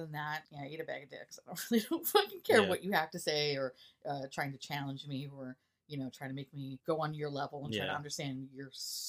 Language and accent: English; New York City, New York, United States; I grew up in New York City. I grew up in Queens. I grew up having a lot of friends of all different backgrounds and ethnicities